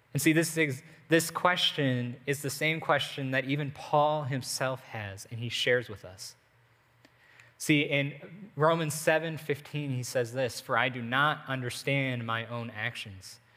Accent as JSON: {"language": "English", "country": "United States", "said": "as an American, eh, even as Americans"}